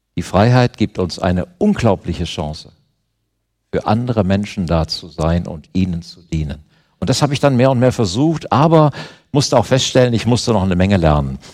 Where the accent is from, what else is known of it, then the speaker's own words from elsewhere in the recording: Germany; Ich bin Deutscher